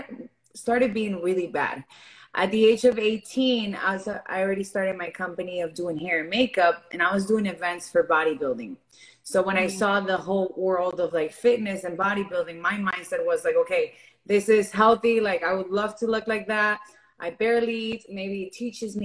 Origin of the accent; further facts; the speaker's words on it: Miami, Florida, United States; also born or lived in Venezuela; I was born in Venezuela. I grew up here in Miami.